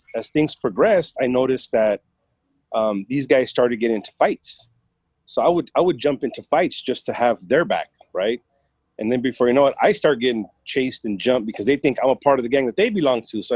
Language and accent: English; Los Angeles, California, United States; first language Spanish; English is a second language; We grew up in South LA, Southeast LA, poor part of urban LA.